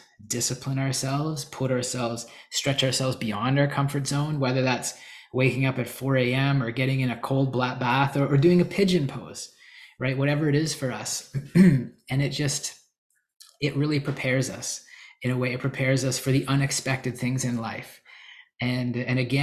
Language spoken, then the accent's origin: English; Canada; moved away as an adult; also born or lived in Calgary, Alberta; now in United States; I'm Canadian. Well, I'm in the US again now